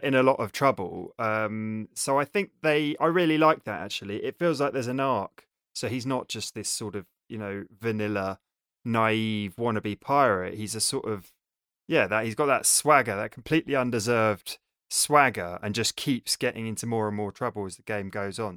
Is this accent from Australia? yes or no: no; England, United Kingdom; we're all English